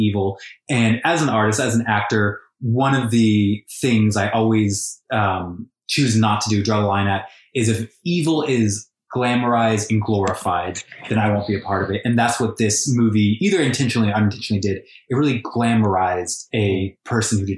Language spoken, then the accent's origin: English; Colorado, United States; my hometown in Colorado